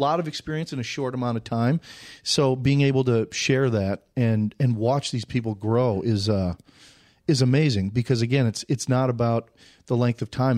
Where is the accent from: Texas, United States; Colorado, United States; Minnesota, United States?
Minnesota, United States; Saint Paul; moved away as an adult; also born or lived in Nebraska / Winona / Los Angeles; I'm from Saint Paul. I went to Creighton Durham Hall High School